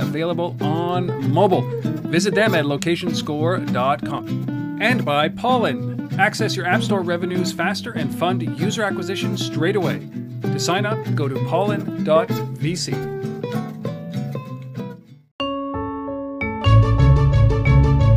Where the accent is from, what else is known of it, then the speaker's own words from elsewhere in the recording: Canada; I'm Canadian